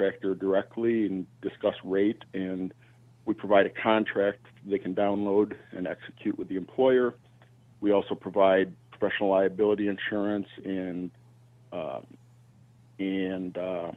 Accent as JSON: {"language": "English", "region": "Wisconsin", "country": "United States", "tie": "born or raised there", "moved": "yes", "lives_now": "Chicago, United States", "said": "I grew up in Wisconsin on a dairy"}